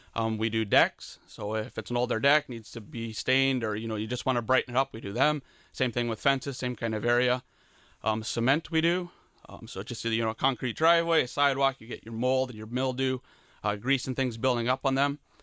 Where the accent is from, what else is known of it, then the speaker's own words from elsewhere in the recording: Leamington, Ontario, Canada; I grew up in Leamington